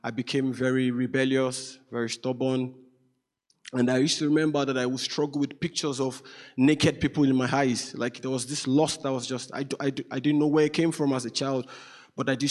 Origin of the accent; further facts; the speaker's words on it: Nigeria; moved away; I'm Nigerian. So I'm from Nigeria, west of Africa, the most populous black country, beautiful country.